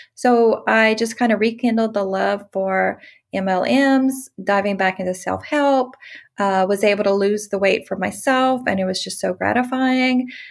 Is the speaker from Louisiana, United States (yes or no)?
yes; Louisiana, United States; moved away as an adult; also born or lived in Texas; I'm from Louisiana, moved to Texas.